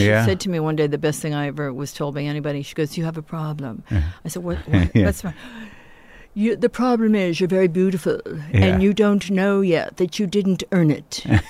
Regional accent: upstate New York, United States; I'm from upstate New York originally.

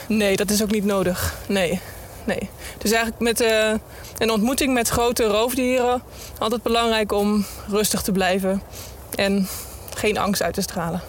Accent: Netherlands; als Nederlander

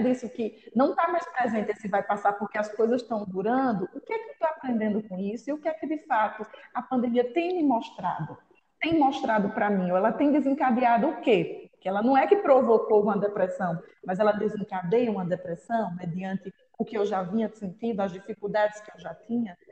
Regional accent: Northeast Region, Brazil; nós como brasileiros e nordestinos, então, ainda mais, somos muito de contato

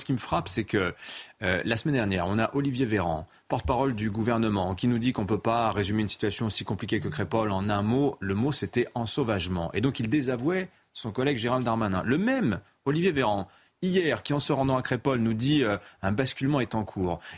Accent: France; moi, je suis là, je suis français

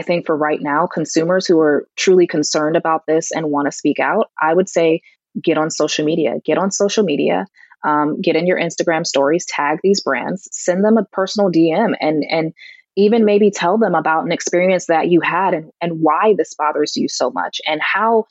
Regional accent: Connecticut, United States; my home state in Connecticut

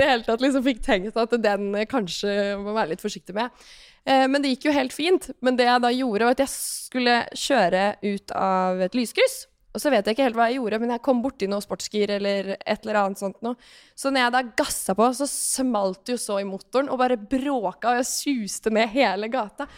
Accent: Larvik, Vestfold, Norway; moved away; når jeg bodde hjemme i Larvik

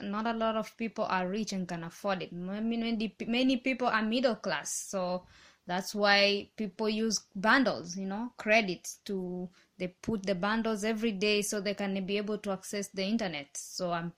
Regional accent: Mombasa, Mombasa County, Kenya; now in Serbia; I'm a podcaster and vlogger from Mombasa, Kenya.

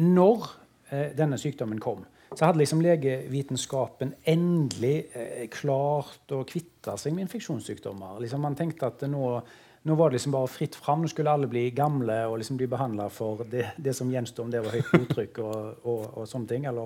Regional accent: Karmøy, Rogaland, Norway; For det fantes jo veldig lite informasjon på Karmøyene der jeg vokste opp.

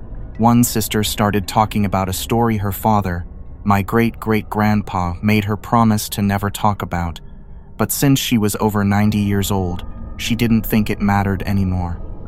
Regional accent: Alaska, United States; I grew up in Alaska, just on the bubble of civilization, sort of. Up there, even in the big cities, you'll get bears and moose and such.

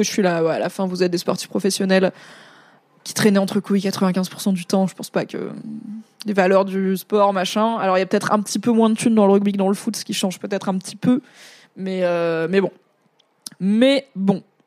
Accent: Valence, Auvergne-Rhône-Alpes, France; moi, je, viens plutôt du sud-est. J'ai grandi dans la Drôme, qui est la limite de la Provence

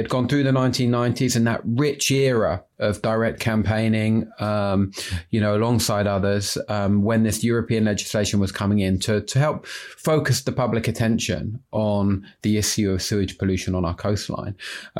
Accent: London, United Kingdom; despite being a Londoner

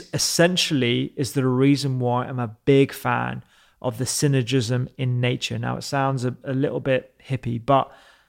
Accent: India; I'm not just saying that because I'm Indian and I want it to be

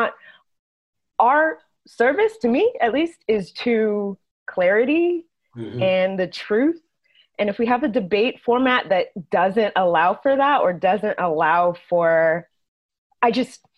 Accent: Texas, United States; I'm from Texas. We say bless, you know, bless her heart.

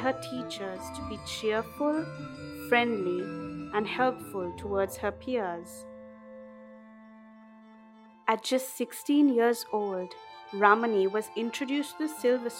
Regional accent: Sri Lanka; to come from this island we call home

